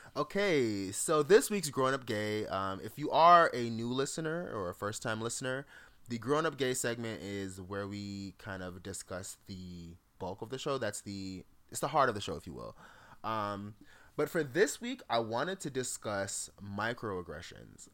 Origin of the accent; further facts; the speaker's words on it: Jamaica; moved away; As a Jamaican, I have tons of family that's just worked in hotels.